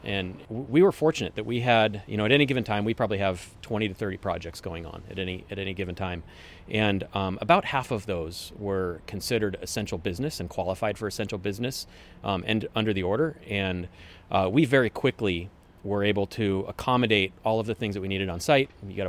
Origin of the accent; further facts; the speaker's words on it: Woodinville, Washington, United States; now in Kirkland, United States; I grew up in Woodinville. Haven't really gone far from home. I live in Kirkland currently. Went to the UW, went to Woodinville High School